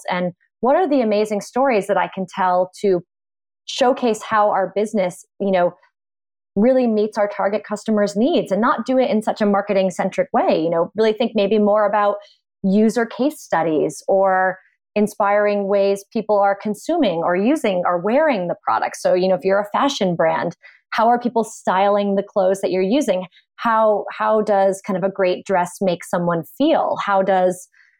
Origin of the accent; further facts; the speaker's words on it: Boston, Massachusetts, United States; I am originally from Boston